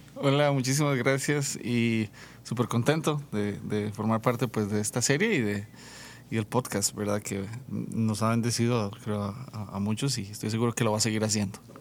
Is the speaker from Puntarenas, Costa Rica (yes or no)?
yes; San Vito, Puntarenas, Costa Rica; now in San José, Costa Rica; crecí, crecí en el campo, crecí en zona rural en San Vito de Cotobruz